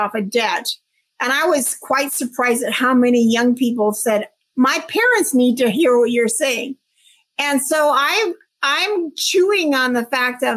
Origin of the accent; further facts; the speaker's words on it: Washington, United States; moved away as an adult; also born or lived in Tampa, Florida; I was born and raised in Washington State. I moved all the way across country to Tampa, Florida with my job